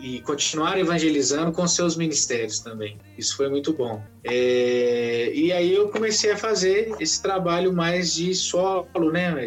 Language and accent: Portuguese; Ouro Branco, Minas Gerais, Brazil; Eu sou de Ouro Branco, Minas Gerais